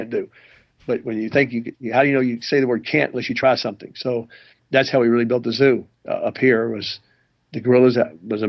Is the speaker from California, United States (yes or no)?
no; Tennessee, United States; moved away as an adult; now in Columbus, United States; I was raised in Tennessee on a farm.